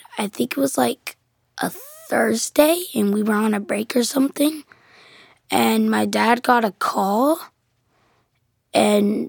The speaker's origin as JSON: {"language": "English", "region": "North Carolina", "country": "United States", "said": "I'm 10 years old. I'm from North Carolina"}